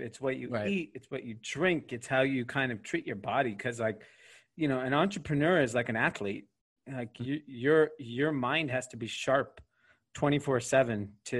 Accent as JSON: {"language": "English", "town": "Granada Hills", "region": "California", "country": "United States", "tie": "born or raised there", "said": "I grew up in Granada Hills, California, which is a suburb of LA. It's in an area called the San Fernando Valley, the Valley, how it's referred to as."}